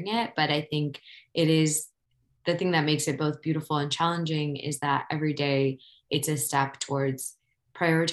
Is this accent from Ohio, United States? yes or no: yes; Ohio, United States; moved away as an adult; also born or lived in New York; I grew up in Ohio